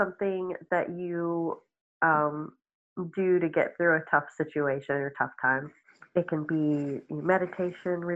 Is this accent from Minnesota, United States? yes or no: yes; Minnesota, United States; moved away as an adult; now in Georgia, United States; I grew up in Minnesota